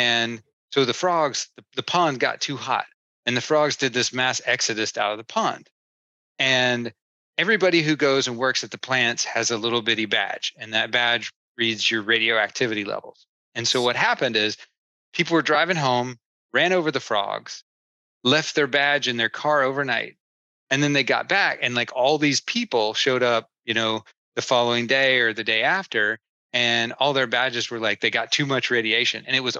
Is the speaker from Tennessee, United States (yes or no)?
yes; Oak Ridge, Tennessee, United States; I grew up in East Tennessee, actually, a little bitty town called Oak Ridge.